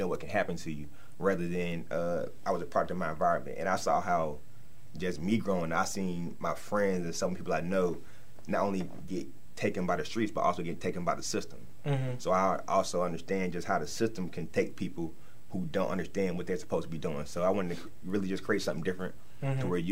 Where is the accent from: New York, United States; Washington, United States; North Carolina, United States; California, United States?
North Carolina, United States; Charlotte; I'm originally from Charlotte, North Carolina